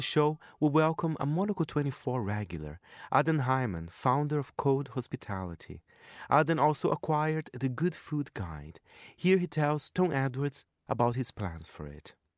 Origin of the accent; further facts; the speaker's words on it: Brazil; I'm from Brazil